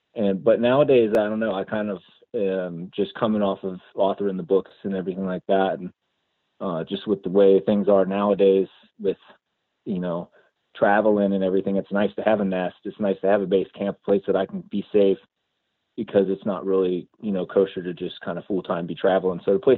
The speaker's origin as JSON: {"language": "English", "town": "Ashland", "region": "Oregon", "country": "United States", "said": "I'm from Ashland, Oregon."}